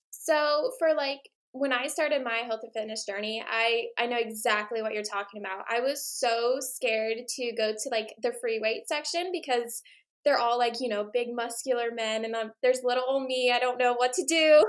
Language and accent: English; Hawaii, United States; growing up in Hawaii, I was surrounded by marine biology and the ocean.